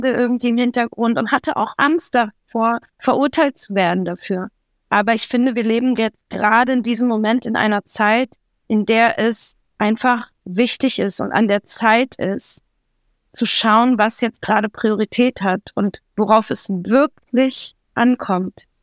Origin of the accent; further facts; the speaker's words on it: Berlin, Germany; also born or lived in Israel; ich bin zwar in Israel geboren, aber ich bin in Berlin aufgewachsen. Bin, ich mein ganzes Leben in Deutschland.